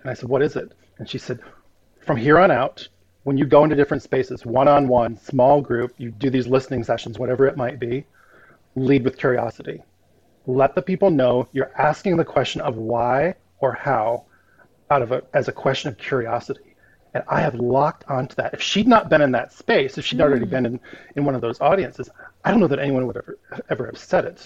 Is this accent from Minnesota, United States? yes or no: yes; Minnesota, United States; moved away; also born or lived in Florida / Texas / Dubuque, Iowa; I'm super partial to my my home state where I was born and, and returned twice at different times. I love Minnesota.